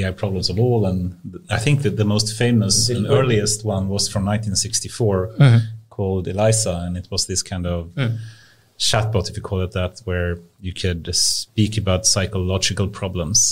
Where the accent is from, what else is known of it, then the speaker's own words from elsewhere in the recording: Kalmar, Kalmar County, Sweden; I am from Kalmar